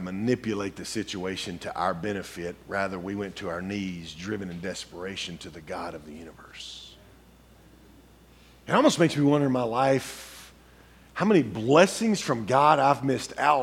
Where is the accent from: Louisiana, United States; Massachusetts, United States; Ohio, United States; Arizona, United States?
Louisiana, United States; I grew up in Louisiana.